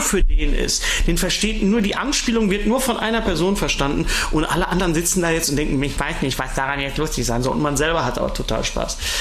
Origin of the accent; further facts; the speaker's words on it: Ruhr area, North Rhine-Westphalia, Germany; ich komme ja aus dem Ruhrgebiet